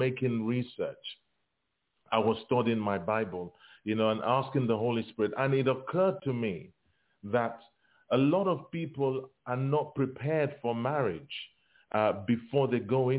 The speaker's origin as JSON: {"language": "English", "country": "Nigeria", "tie": "born or raised there", "said": "growing up in Africa, in Nigeria, there was a lot of expectation, as a child"}